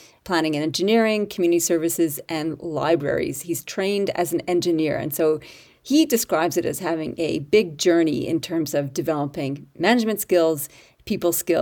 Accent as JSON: {"language": "English", "country": "Canada", "moved": "yes", "lives_now": "Australia", "said": "I am your Canadian-Australian"}